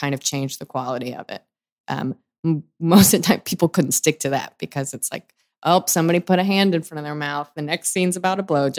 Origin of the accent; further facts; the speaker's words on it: Chicago, Illinois, United States; I was from Chicago, like Second City made sense, but it just like, I didn't think that was for me because I didn't like these theater games.